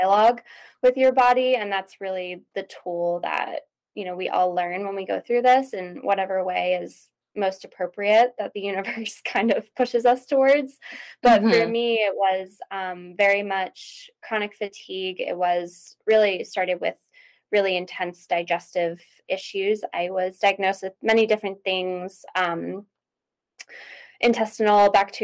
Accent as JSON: {"language": "English", "region": "East Coast", "country": "United States", "moved": "as an adult", "lives_now": "Idaho, United States", "said": "I'm originally from the East Coast. I live on the West Coast now. I live in Idaho"}